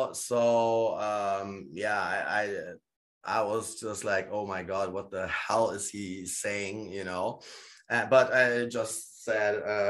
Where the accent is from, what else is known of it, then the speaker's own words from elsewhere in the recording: Gdańsk, Pomeranian Voivodeship, Poland; born there; Although they know I'm born in Poland, you know? I'm born in Gdańsk, basically the same area where KPW is promoting.